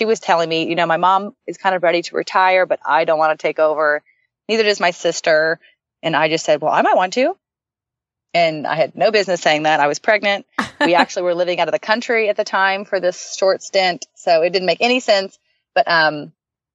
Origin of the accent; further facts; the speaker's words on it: Dallas, Texas, United States; I'm from Dallas, Texas